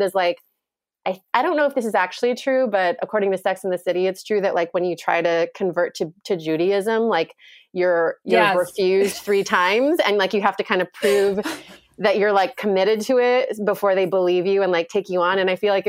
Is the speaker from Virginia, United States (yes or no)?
no; Indiana, United States; also born or lived in New York City, United States; now in Vermont, United States; I'm originally from Indiana